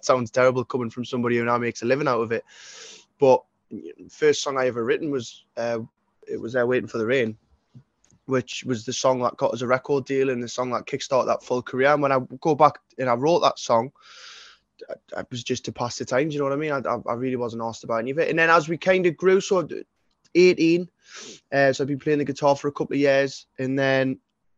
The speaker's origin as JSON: {"language": "English", "town": "Newcastle upon Tyne", "region": "North East England", "country": "United Kingdom", "tie": "born or raised there", "said": "I was brought up in the East End of Newcastle"}